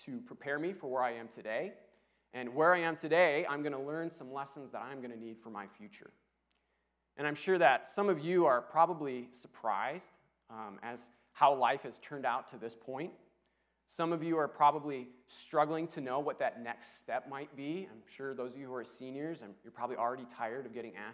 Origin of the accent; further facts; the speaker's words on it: Rockford, Illinois, United States; moved away as an adult; also born or lived in Dallas; I grew up in Rockford, and it has a bit of a rough reputation